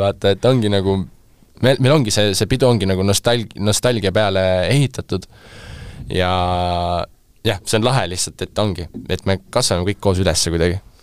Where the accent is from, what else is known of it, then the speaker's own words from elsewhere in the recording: Estonia; ma olen äh, Eestist pärit produtsent